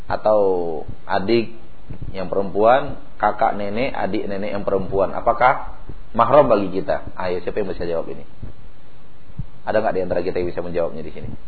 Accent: West Sumatra, Indonesia; Ganti guling kata orang Jawa, Pak. Kalau kita orang Minang ganti lapia.

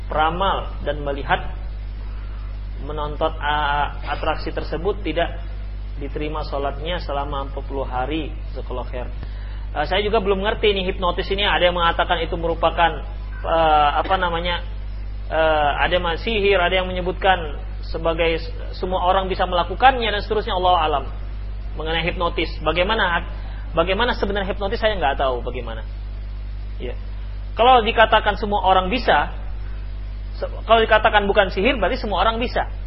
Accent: Padang, West Sumatra, Indonesia; ini salah kalau kami orang Padang habis barale habis pesta bayuang baru untuang

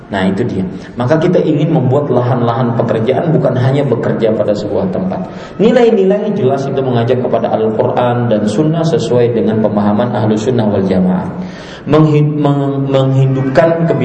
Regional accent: Banjarmasin, South Kalimantan, Indonesia; Uh, saya dari Banjarmasin harus sekolah ke Jawa.

